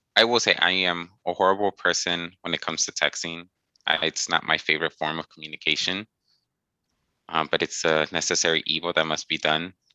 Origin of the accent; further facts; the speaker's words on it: Texas, United States; my hometown, at least in Austin